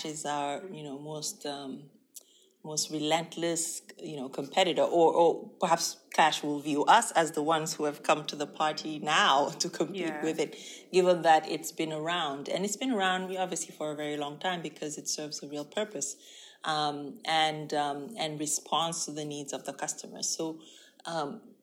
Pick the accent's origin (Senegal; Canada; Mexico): Senegal; moved away; also born or lived in United States / Nigeria / South Africa; I was born and raised in Senegal